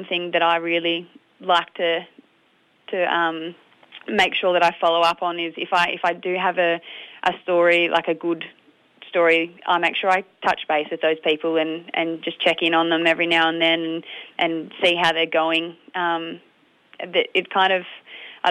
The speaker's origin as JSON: {"language": "English", "town": "Strathmerton", "region": "Victoria", "country": "Australia", "tie": "born or raised there", "said": "I grew up actually in Strathmerton"}